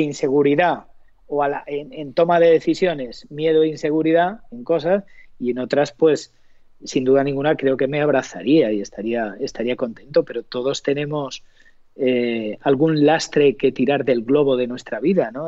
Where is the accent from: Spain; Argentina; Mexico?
Spain; Montiel, Castilla-La Mancha; now in Madrid, Spain; Yo tengo la gran fortuna de haber nacido en un pueblo maravilloso que es Montiel